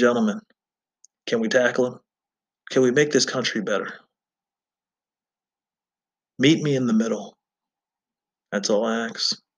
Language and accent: English; United States